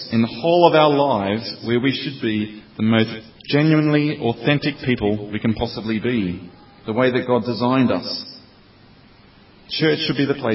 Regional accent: Australia; moved away as an adult; now in Oxford, United Kingdom; I'm from Australia, and I've been living in the UK for 3 years now

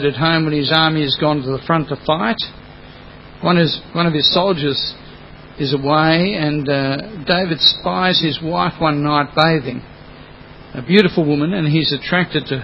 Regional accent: Australia; first language English; I'm just Australian.

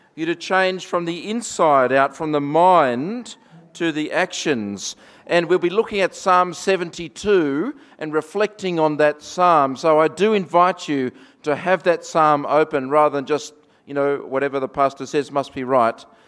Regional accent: Australia; accent: Australian; my Australian accent

